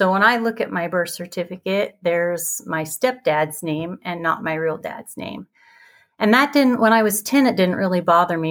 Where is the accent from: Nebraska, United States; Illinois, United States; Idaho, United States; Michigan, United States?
Idaho, United States; now in Utah, United States; I was born and raised in Idaho. It's about 3 hours from here in a special little place called the Magic Valley